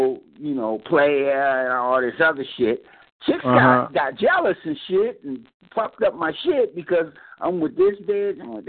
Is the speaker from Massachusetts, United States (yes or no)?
yes; Boston, Massachusetts, United States; I grew up in Boston, man, so I grew up in the game